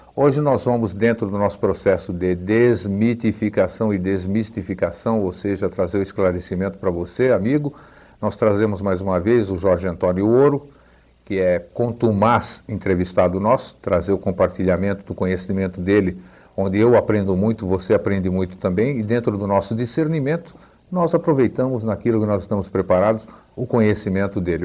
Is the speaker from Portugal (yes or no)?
no; Greece; now in Brazil; Nasci na Grécia, estou no Brasil, tal, voltei para lá em 96, 97, depois de 42 anos fora